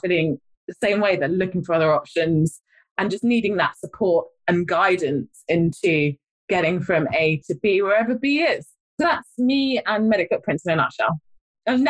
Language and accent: English; London, United Kingdom; moved away; also born or lived in Blackburn; I'm a London girl, by the way. I don't need to tell my accent.